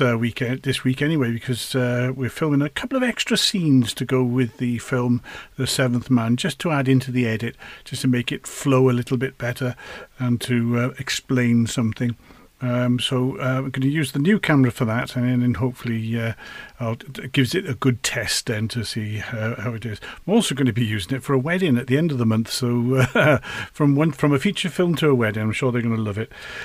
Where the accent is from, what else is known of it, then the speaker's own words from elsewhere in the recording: United Kingdom; I am British